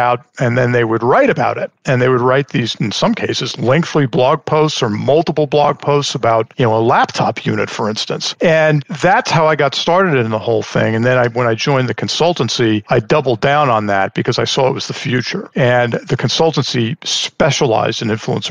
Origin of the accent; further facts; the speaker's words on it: Long Island, New York, United States; moved away as an adult; also born or lived in Pennsylvania; now in Houston, United States; I grew up in Long Island, New York. So born and raised there